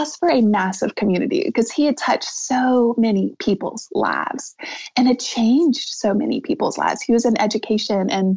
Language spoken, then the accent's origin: English; the South, United States; I'm from the South